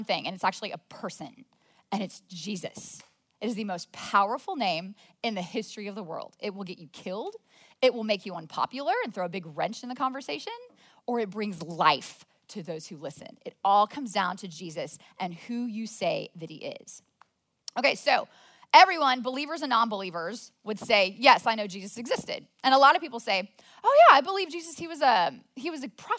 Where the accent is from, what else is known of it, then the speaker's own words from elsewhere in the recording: Plano, Texas, United States; I was born and raised in Plano